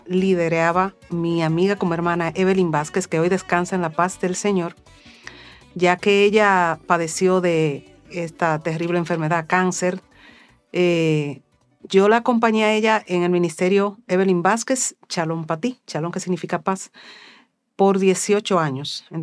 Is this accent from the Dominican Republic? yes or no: yes; Dominican Republic; Bendiciones mis hermanos. … Soy cantautora católica de República Dominicana.